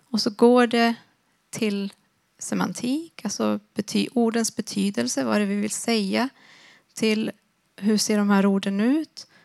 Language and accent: Swedish; Sweden; first language Swedish; hårdare när det var på svenska, på mitt första mm. språk. Men inte fullt lika hårt när det var på mitt andra språk.